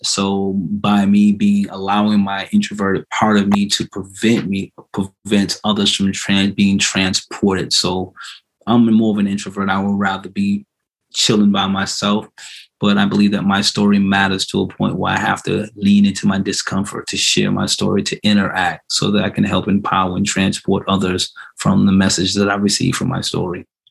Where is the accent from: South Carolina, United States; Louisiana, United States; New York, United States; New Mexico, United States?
South Carolina, United States; Hilton Head Island; moved away as an adult; now in Columbia, United States; I'm not originally from Columbia. I'm from originally from Hilton Head Island, South Carolina